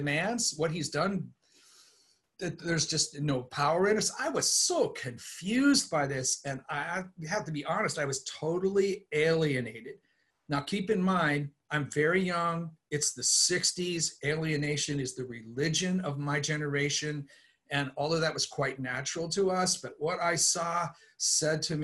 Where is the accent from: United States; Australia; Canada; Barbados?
United States; East Coast; I was raised on the East Coast in a liturgical suburban environment